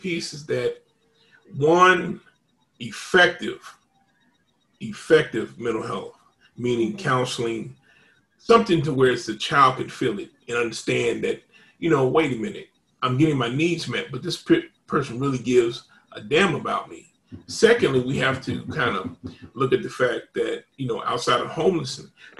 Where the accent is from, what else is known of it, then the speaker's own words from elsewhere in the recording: Indianapolis, Indiana, United States; moved away; I'm originally from Indianapolis